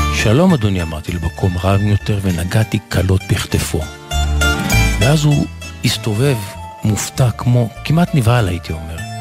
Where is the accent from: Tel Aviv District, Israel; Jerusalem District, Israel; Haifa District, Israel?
Jerusalem District, Israel; Jerusalem